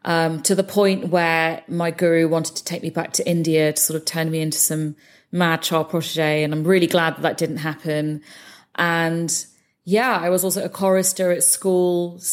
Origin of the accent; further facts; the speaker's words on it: London, United Kingdom; So I was born and brought up in London. My parents were immigrants who came over from India in the 70s.